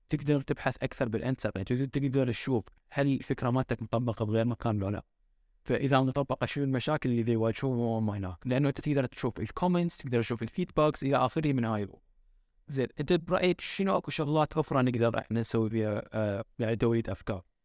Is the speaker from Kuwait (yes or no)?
no; Iraq; احنا كعراقيين احنا هوايه شعب فريندلي